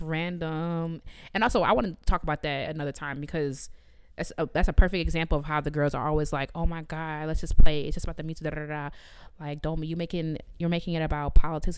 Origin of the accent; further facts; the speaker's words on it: Jamaica; me as a Jamaican